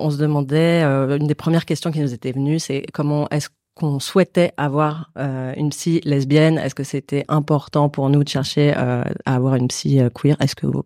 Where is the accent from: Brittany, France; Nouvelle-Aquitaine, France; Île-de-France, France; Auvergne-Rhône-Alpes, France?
Île-de-France, France; Paris; je suis une femme cis de 37 ans. Euh, je suis parisienne, je suis blanche, je suis lesbienne.